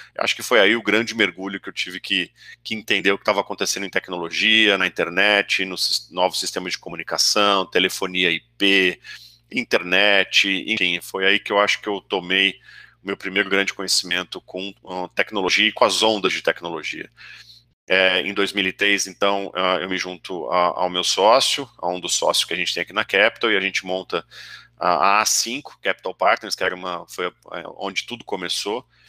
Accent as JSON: {"language": "Portuguese", "town": "São José dos Campos", "region": "São Paulo", "country": "Brazil", "tie": "born or raised there", "also_born_or_lived": "Santa Rita do Passa Quatro", "moved": "as an adult", "lives_now": "São Paulo, Brazil", "said": "eu sou de assim, Santa Rita do Passa Quatro, uma cidadezinha aqui no interior do, do Oeste Paulista, mas meus pais viajavam muito e a gente acabou mudando e eu me sinto um joseense de São José dos Campos mais do que qualquer coisa"}